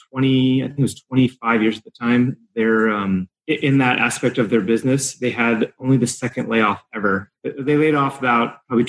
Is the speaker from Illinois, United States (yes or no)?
yes; Illinois, United States; moved away as an adult; now in California, United States; My dad moved me around the country, but my formative years in high school, I grew up outside of Chicago. So yeah, I was there after high school.